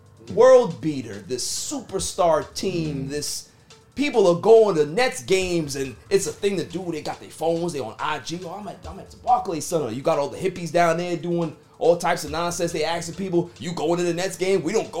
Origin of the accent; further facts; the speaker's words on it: New York City, New York, United States; I'm from Queens.